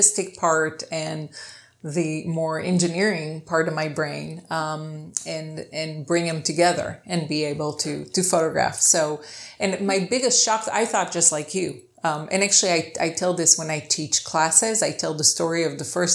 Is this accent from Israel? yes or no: yes; Israel; moved away; also born or lived in Ohio, United States; I'm from Israel. Right. I grew up in Israel, and then my dad lived in Ohio my whole life. So I was kind of back and forth.